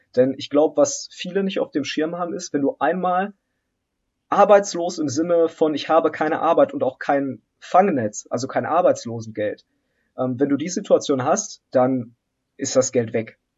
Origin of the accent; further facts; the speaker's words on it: Germany; also born or lived in Poland; ich bin ehemals in Polen geboren. Ich bin ähm, dann mit meinen Eltern in ganz jungem Alter hier nach Deutschland migriert.